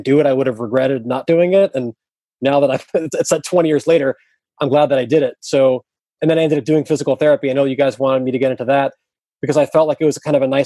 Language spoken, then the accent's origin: English; New York area, United States; I grew up in the New York area